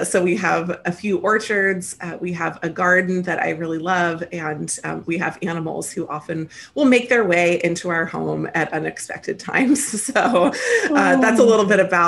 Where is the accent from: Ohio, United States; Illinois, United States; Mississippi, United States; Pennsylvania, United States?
Pennsylvania, United States; Lancaster; moved away as an adult; also born or lived in Memphis, Tennessee / Virginia / New York City; now in California, United States; I was raised on the East Coast in the United States, mostly in Lancaster, Pennsylvania, although I was born in the South in Memphis, Tennessee